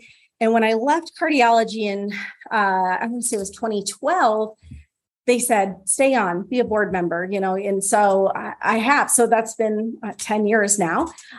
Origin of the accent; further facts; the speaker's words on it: Cincinnati, Ohio, United States; now in New Orleans, United States; So obviously I'm from up north. So my husband and I actually just moved to New Orleans a few years ago. We came from Cincinnati.